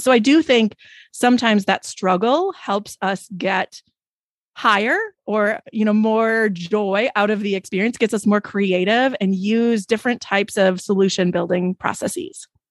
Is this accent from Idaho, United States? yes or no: no; Wisconsin, United States; I'm from Wisconsin